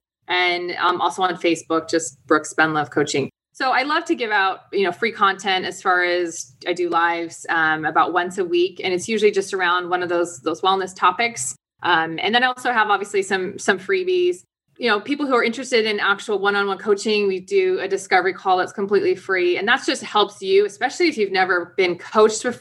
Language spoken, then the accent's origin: English; DC area, Virginia, United States; I grew up in Virginia, DC area.